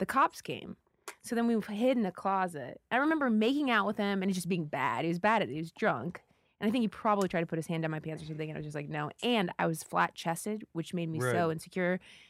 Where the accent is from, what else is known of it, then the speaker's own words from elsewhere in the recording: Ohio, United States; I grew up in Ohio. There's not a ton to do.